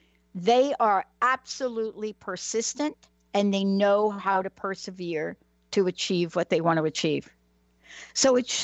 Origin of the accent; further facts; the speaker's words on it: East Coast, United States; And I am from the East Coast, and I do go back to the state of New Jersey.